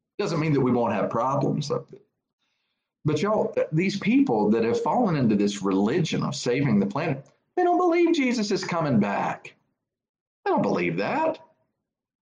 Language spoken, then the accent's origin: English; United States; I'm an American